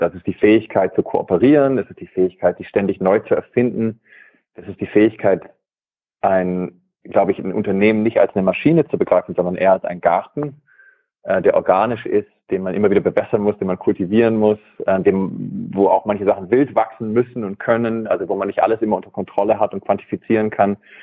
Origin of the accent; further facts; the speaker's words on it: Germany; moved away as an adult; also born or lived in California, United States; Also ich bin in Deutschland aufgewachsen, habe äh, also auch Wabenland aufgewachsen